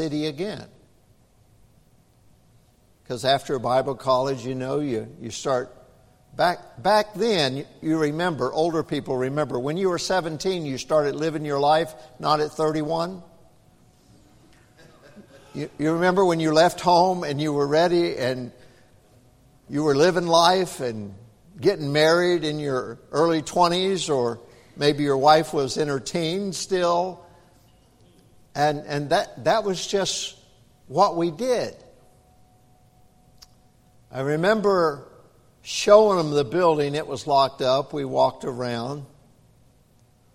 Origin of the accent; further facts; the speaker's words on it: Clarksville, Tennessee, United States; moved away; where I was raised up in Clarksville, Tennessee